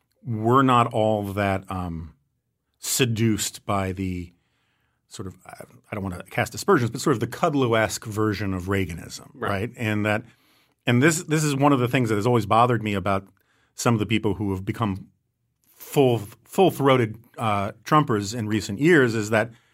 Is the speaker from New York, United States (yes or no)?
yes; New York, United States; I will say, as a New Yorker, I remember it's a kind of racial appeal